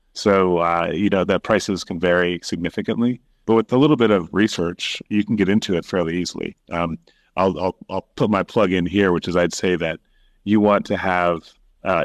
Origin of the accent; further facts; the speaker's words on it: Sudan; now in Kenya; Yeah, I grew up in Sudan and Kenya and went to the U.S. for university, came back to Kenya to start building different tech companies.